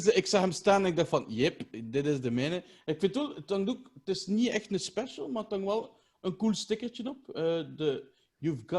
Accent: Ghent, Flanders, Belgium; bij ons in Gent

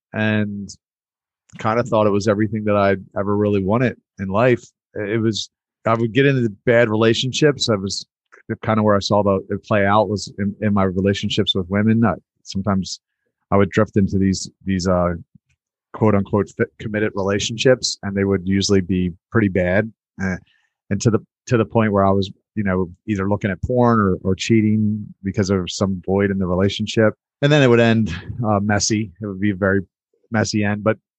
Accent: Baltimore, Maryland, United States; born there; So yeah, I was born in Baltimore.

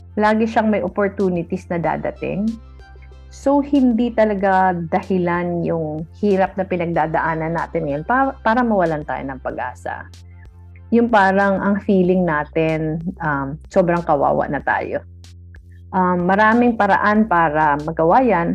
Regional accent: Naga, Bicol Region, Philippines; umuwi ako sa Naga last week.

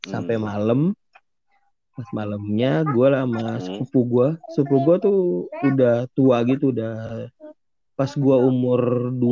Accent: Jakarta, Indonesia; now in Depok, Indonesia; Jadi gue dulu sebenarnya uh, hmm. kan gue dari Senopati kan.

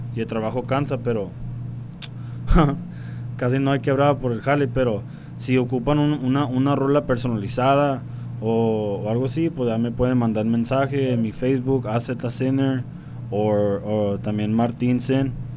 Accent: Tucson, Arizona, United States; first language English; Spanish is a second language; moved away as an adult; also born or lived in Las Cruces, New Mexico; now in Mexicali, Mexico; Originalmente yo nací en Nuevo México, Las Cruces, pero desde bien morrío crecí en Tucson, Arizona

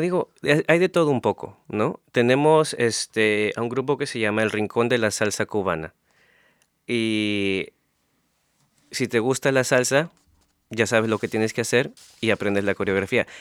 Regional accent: Peru; moved away; desde que vivía en Perú

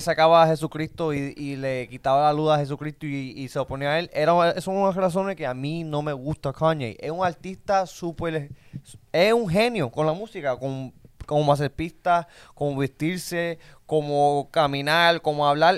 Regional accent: Puerto Rico; nosotros somos puertorriqueños

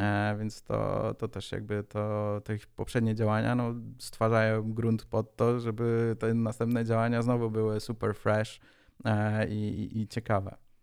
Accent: Szczecin, West Pomeranian Voivodeship, Poland; Jestem ze Szczecina

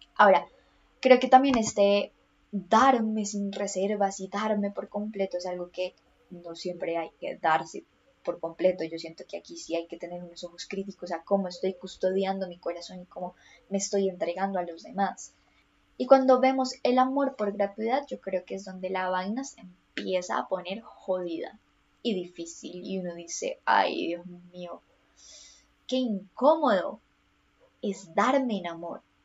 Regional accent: Colombia; soy colombiana, entonces todo esto pasó en contexto colombiano

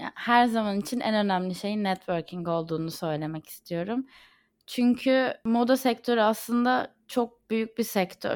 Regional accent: Izmir, Turkey; moved away as an adult; now in London, United Kingdom; İzmir'in havasını ve ailemi çok özlüyorum.

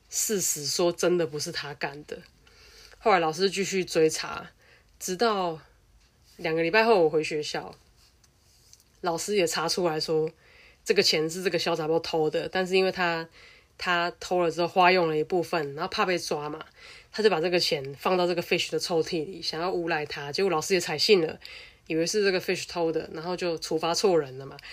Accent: Taiwan; 我自己在乡下长大

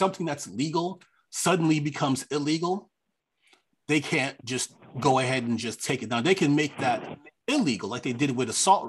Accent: New York City, New York, United States; moved away; as a New Yorker, I mean, I don't live in New York anymore, but I was born there. I cut my teeth there. I'll always be a New Yorker at heart.

